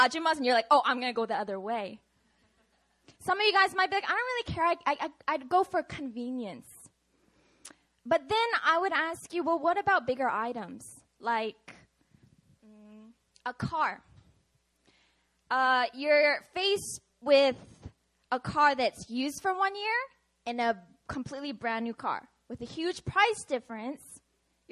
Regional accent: Seattle, Washington, United States; moved away; I'm from Seattle, Washington

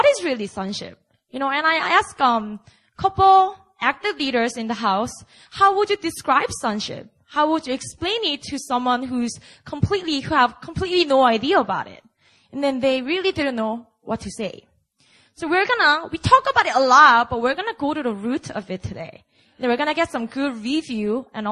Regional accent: Busan, South Korea; moved away; Bring the revival to my hometown

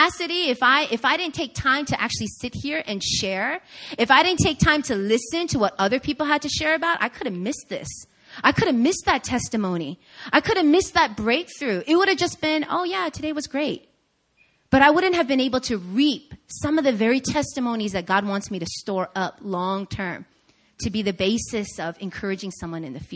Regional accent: Long Island, New York, United States; moved away; I grew up in Long Island, New York, in the suburbs.

